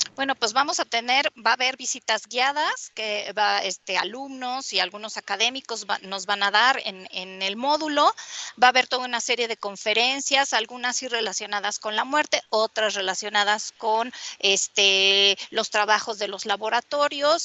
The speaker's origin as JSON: {"language": "Spanish", "country": "Mexico", "said": "ser pues lo que somos, ¿no? Mexicanos con todas nuestras cosas"}